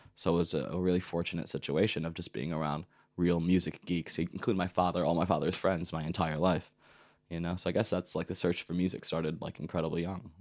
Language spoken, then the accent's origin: English; Detroit, Michigan, United States; moved away as an adult; now in Berlin, Germany; growing up in Detroit